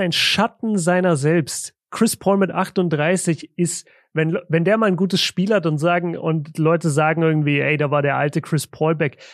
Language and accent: German; Southern Germany, Germany; now in Ruhr area, Germany; bei uns im Süden